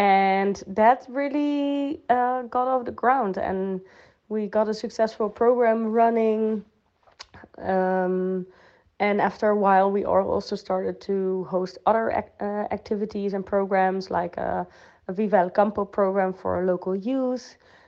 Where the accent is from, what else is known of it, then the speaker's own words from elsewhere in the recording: Netherlands; English is a second language; moved away as an adult; now in Spain; So telling you about my background. I am from the Netherlands and I studied their sustainable development, after which I worked with Common Land to research and to check what are the common agricultural policies in the south of Spain